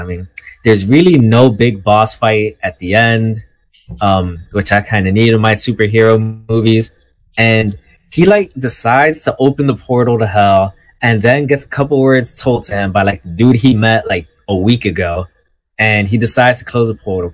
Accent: New York City, New York, United States; I'm from Manhattan.

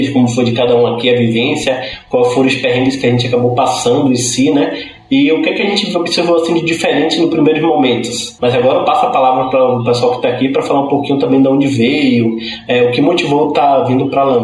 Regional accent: Salvador, Bahia, Brazil; É, eu vim de Salvador, Bahia, né? lá do Nordeste.

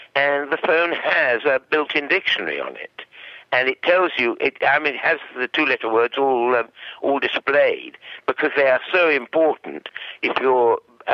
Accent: United Kingdom; first language English; moved away as an adult; now in Australia; at age 25, I moved from Britain to Australia

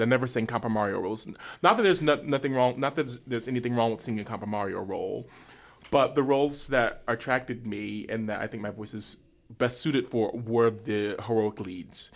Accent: New York City, New York, United States; I'm from Harlem, New York

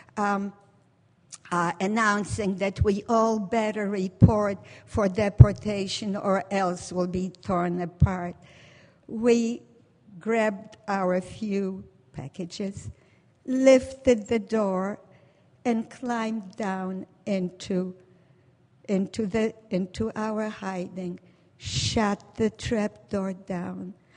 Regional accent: Warsaw, Masovian Voivodeship, Poland; born or raised there; now in United States

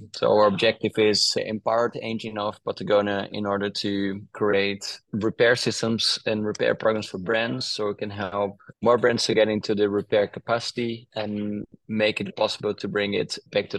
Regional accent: Brazil; moved away; I was born in Brazil and my mom is Dutch, so I had a little bit of an influence from a Dutch mom in Brazil.

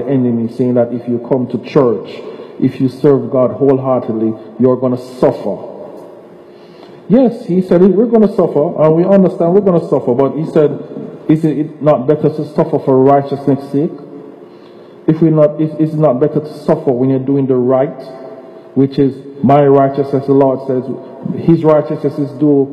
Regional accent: Jamaica; moved away; as a child growing up in Jamaica

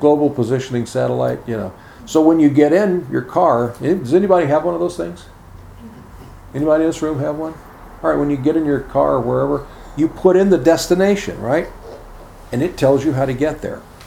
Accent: Chicago, Illinois, United States; when I was a kid growing up in Chicago

